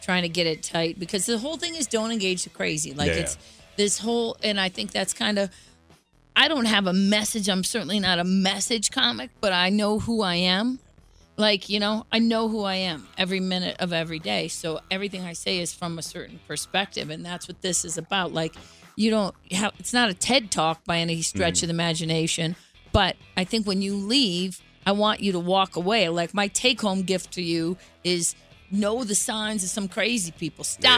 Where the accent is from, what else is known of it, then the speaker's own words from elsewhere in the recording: Cleveland, Ohio, United States; I'm from Cleveland